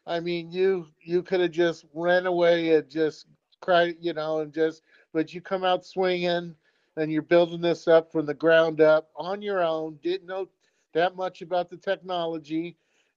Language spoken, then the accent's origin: English; Bay Area, California, United States; I grew up in the Bay Area